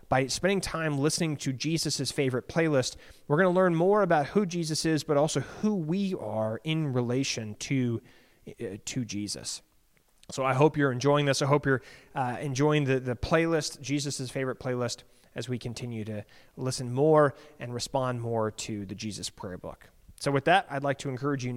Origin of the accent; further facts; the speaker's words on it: Alexandria, Virginia, United States; I grew up in Alexandria